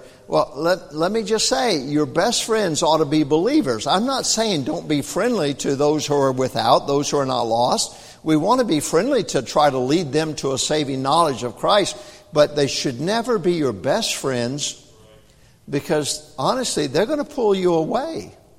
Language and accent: English; Tennessee, United States; also born or lived in North Carolina / Texas / Germany; Now, I grew up in the South. I was born in North Carolina. I was raised up in Tennessee, Texas, Germany.